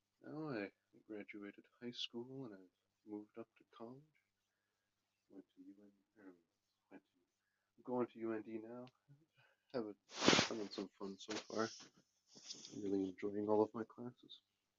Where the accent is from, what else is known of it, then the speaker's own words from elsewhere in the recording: Grand Forks, North Dakota, United States; today I'll be telling you a little bit about myself. I was born and raised here in Grand Forks, North Dakota, and I've lived here all my life. I went to Lewis and Clark Elementary School, and then when I was done, I moved up to Schrader Middle School.